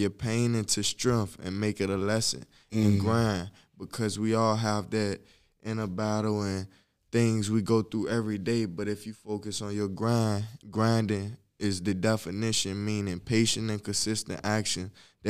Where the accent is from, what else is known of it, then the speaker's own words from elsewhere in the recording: Richmond, Virginia, United States; I'm from Richmond, VA.